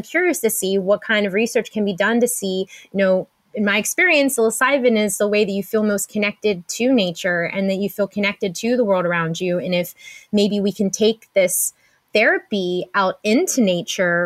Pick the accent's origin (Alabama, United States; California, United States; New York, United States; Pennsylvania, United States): Pennsylvania, United States; Pittsburgh; my hometown of Pittsburgh, Pennsylvania